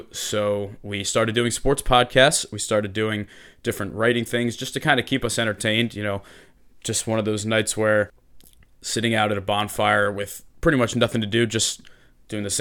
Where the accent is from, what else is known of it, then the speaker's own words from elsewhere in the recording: Media, Pennsylvania, United States; for the first 20 years of my existence, I grew up in Media and I went to Strath Haven High School.